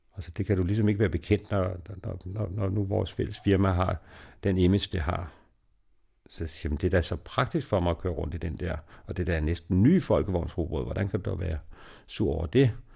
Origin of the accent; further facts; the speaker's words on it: Denmark; also born or lived in Ethiopia; hjemme i Danmark